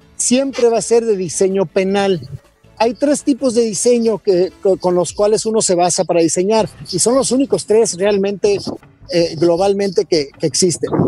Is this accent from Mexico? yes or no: yes; Mexico; lo mejor que yo pudiera ser como mexicano